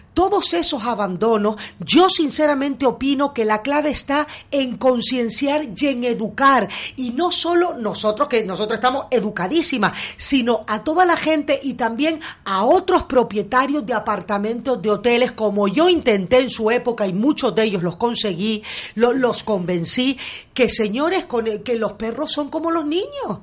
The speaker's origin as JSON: {"language": "Spanish", "area": "Gran Canaria", "region": "Canary Islands", "country": "Spain", "moved": "yes", "lives_now": "Beverly Hills, United States"}